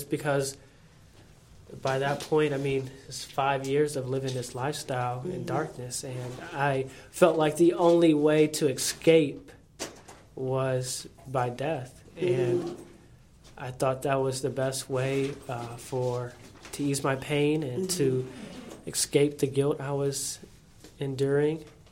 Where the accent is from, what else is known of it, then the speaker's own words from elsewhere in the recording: Fort Wayne, Indiana, United States; also born or lived in Bloomington, Indiana; growing up in Fort Wayne, I come from a Christian background.